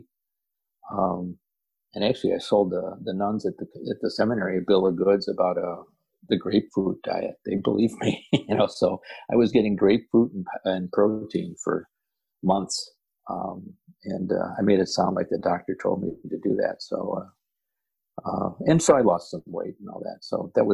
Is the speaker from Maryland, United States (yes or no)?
no; Chicago, Illinois, United States; I grew up in Chicago